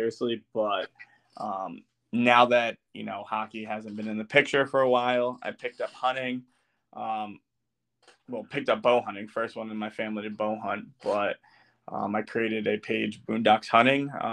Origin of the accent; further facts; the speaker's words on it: New Jersey, United States; I'm from New Jersey